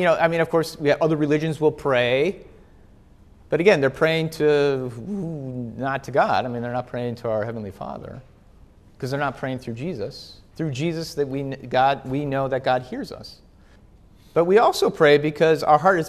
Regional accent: Wisconsin, United States; I grew up in Wisconsin

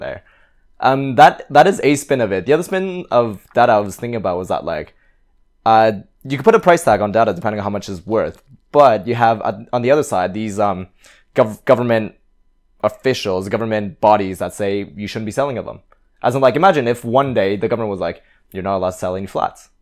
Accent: Canada; now in London, United Kingdom; I, I'm originally from Canada, and my parents are from Hong Kong.

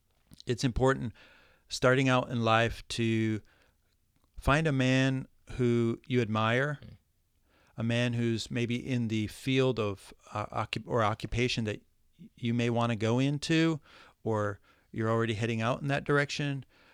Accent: Midwest, United States; No, I came from Midwest, was born in the Midwest, and never heard about a mentor all my life.

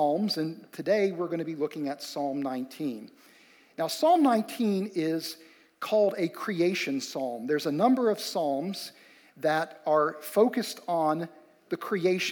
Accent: West Virginia, United States; Amy and I grew up in West Virginia

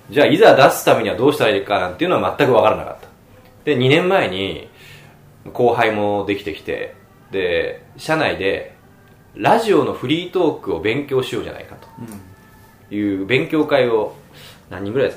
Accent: Machida, Tokyo, Japan; 東京です僕は町田というところです

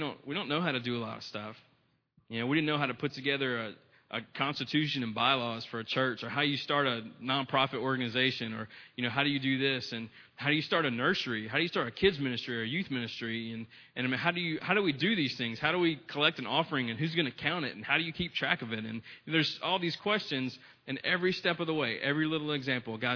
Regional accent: United States; being an American

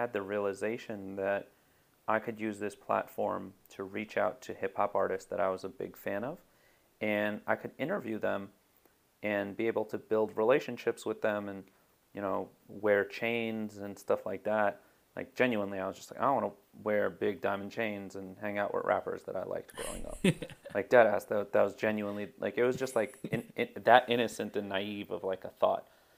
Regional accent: United States; a Pakistani American Muslim

